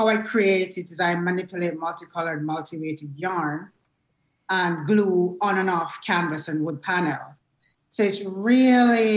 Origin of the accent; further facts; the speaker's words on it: Jamaica; moved away as an adult; now in United States; I was born and raised in Jamaica